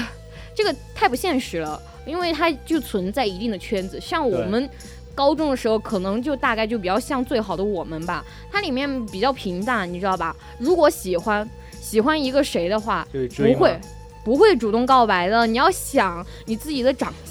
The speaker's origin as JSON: {"language": "Chinese", "country": "China", "said": "呃，我不是作为中国人，还有这种亚洲人来讲的话，喜欢肌肉男的不是很多"}